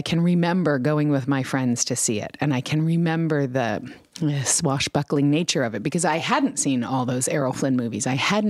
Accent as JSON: {"language": "English", "region": "New York", "country": "United States", "tie": "born or raised there", "said": "I grew up in New York"}